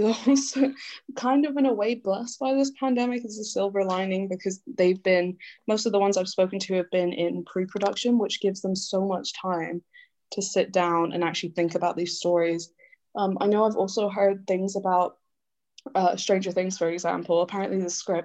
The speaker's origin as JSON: {"language": "English", "country": "Canada", "tie": "born or raised there", "moved": "yes", "lives_now": "United Kingdom", "said": "I grew up Canadian, but I am half English"}